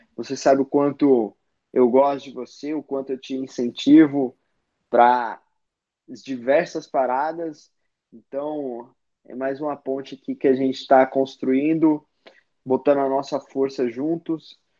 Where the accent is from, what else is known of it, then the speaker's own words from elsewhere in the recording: São Paulo, Brazil; que também é a minha quebrada